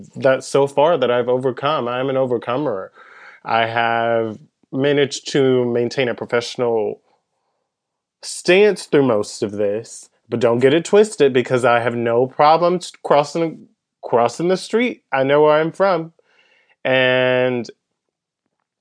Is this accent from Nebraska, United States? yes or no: no; Pensacola, Florida, United States; also born or lived in Andalusia, Alabama; I grew up in Pensacola, Florida. I was born in Andalusia, Alabama